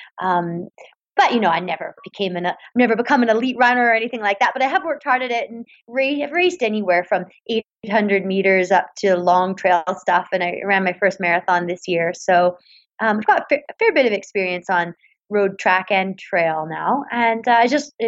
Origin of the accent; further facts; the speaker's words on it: Vancouver, British Columbia, Canada; I grew up in Vancouver, British Columbia